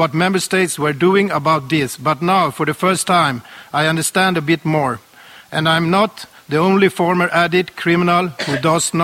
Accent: Sweden; I was born and raised in Sweden

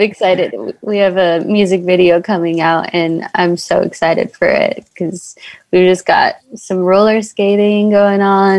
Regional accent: Des Moines, Iowa, United States; moved away as an adult; also born or lived in Chicago; now in Los Angeles, United States; Yeah, I grew up in Des Moines, Iowa. Born and raised there. I mean, I lived near downtown in Iowa, so I'm kind of used to like the city

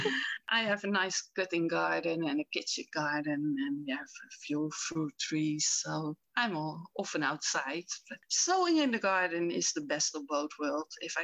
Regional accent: Rotterdam, South Holland, Netherlands; I grew up in Rotterdam

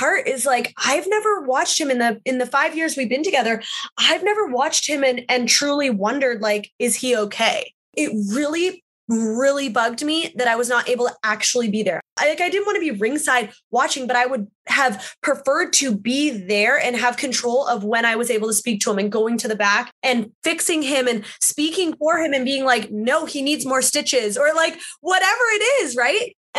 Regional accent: Canada; I felt so alone in this wrestling world, especially being a Canadian and having to travel all the time.

